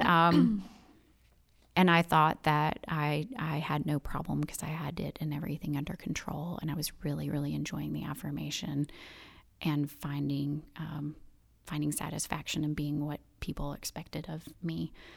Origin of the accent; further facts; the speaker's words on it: Birmingham, Alabama, United States; moved away as an adult; also born or lived in Chicago / New York Metro; I am from Birmingham, from Mountain Brook. Graduated from Mountain Brook High School in two thousand. And, um, so just grew up in this wonderful community